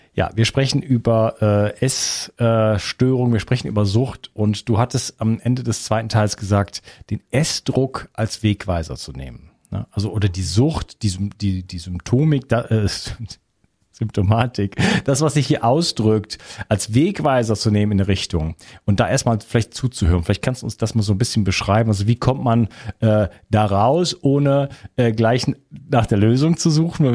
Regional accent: Wuppertal, North Rhine-Westphalia, Germany; Bei uns in Wuppertal

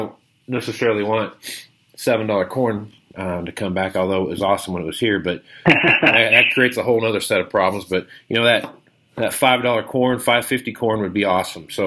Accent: Kansas, United States; now in Nebraska, United States; I'm from Kansas. I live out here in Nebraska now, but I'm from Kansas

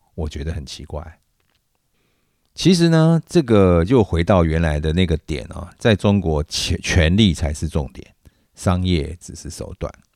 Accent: Taiwan; 我是在台湾长大

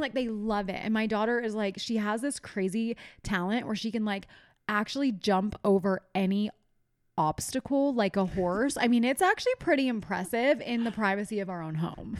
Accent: East Coast, United States; I'm from the East Coast

